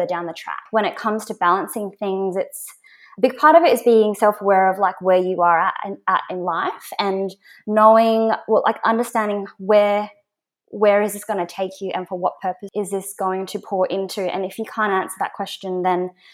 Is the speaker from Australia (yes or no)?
yes; Perth, Western Australia, Australia; moved away as an adult; So I'm originally from Perth. So I moved here about 3 years ago.